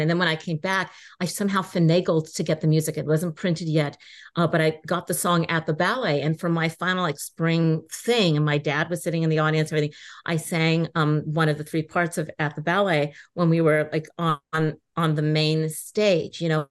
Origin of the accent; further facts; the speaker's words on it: Inglewood, California, United States; I was born in Inglewood